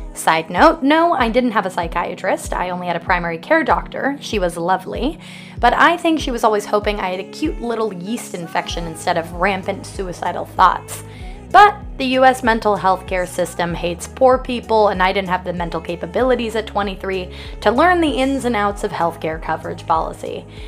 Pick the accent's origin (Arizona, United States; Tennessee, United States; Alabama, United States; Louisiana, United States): Arizona, United States; now in New York, United States; I boarded a plane home to Arizona the next day.